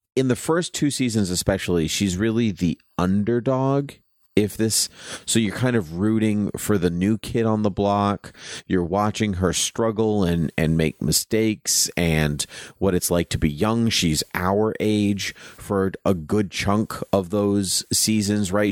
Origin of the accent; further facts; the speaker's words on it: Southern Massachusetts, United States; I grew up in Southern Mass